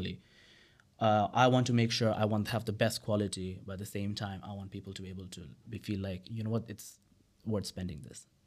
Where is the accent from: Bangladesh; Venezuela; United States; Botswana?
Bangladesh; also born or lived in United Kingdom; I was from Bangladesh